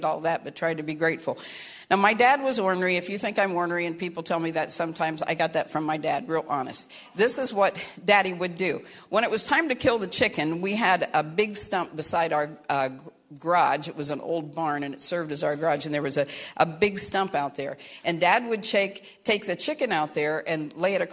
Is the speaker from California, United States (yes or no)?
no; Caldwell, Ohio, United States; also born or lived in Kentucky; I was born in Kentucky, raised in southern Ohio